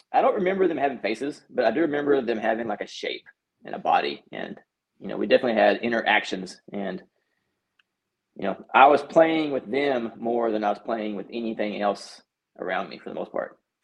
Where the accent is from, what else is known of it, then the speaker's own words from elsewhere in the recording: North Texas, United States; I grew up in Texas, mm-hmm. small town in North Texas